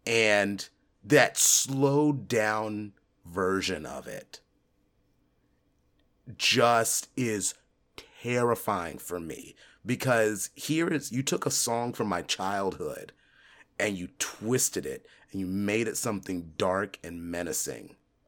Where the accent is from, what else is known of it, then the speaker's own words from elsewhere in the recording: California, United States; When I was a kid, right, growing up in California, my dad, when he would get off the ship, because he was a Navy man